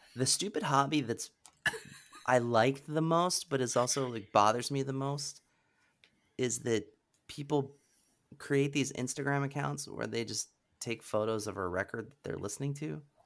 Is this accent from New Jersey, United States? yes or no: no; Pennsylvania, United States; I grew up in Pennsylvania